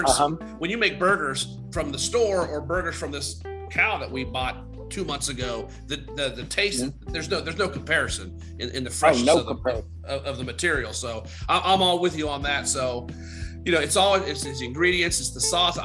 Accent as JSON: {"language": "English", "region": "Pennsylvania", "country": "United States", "tie": "born or raised there", "said": "growing up in Pennsylvania"}